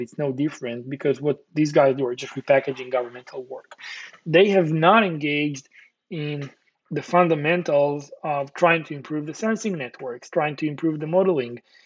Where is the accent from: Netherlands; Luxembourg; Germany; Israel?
Israel; Born and raised in Israel